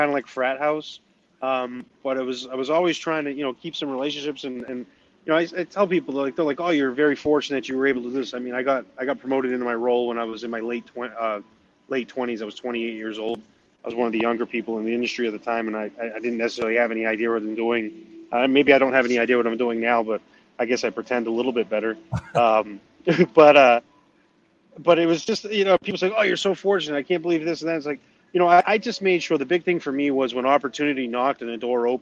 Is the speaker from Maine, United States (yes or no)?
yes; Maine, United States; accent: New England; moved away; I'm from Maine originally.